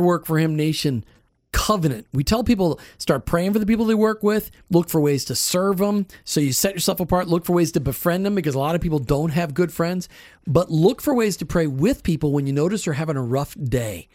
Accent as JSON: {"language": "English", "region": "Minnesota", "country": "United States", "tie": "born or raised there", "said": "I grew up in Minnesota"}